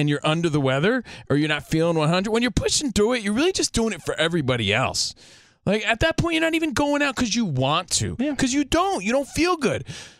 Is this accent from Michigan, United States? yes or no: no; New Jersey, United States; also born or lived in Long Island, New York; That's the soundtrack to our life growing up in New Jersey and Long Island.